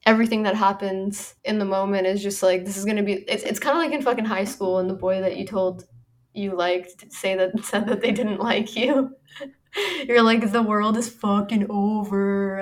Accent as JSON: {"language": "English", "country": "Canada", "moved": "yes", "said": "I'm Canadian"}